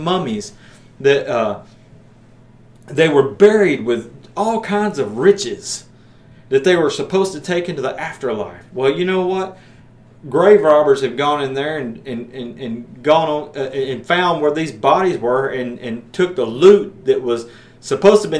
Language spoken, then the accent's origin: English; Maryville, Tennessee, United States; here in Maryville, my hometown